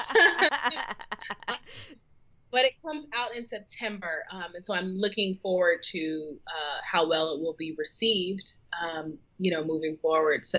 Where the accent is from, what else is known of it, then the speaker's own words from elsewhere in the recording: Seattle, Washington, United States; also born or lived in New York City; now in Charlotte, United States; growing up in Seattle was a, you know, predominantly white Asian sort of environment